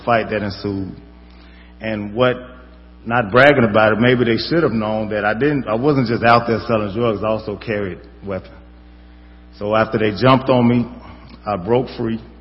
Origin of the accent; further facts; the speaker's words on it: Chicago, Illinois, United States; I'm from the South Side.